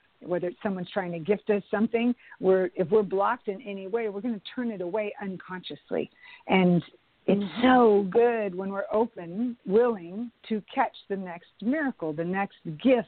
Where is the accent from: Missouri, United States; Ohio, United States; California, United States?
California, United States; Bay Area; now in Los Angeles, United States; I moved to Los Angeles. I was from the Bay Area.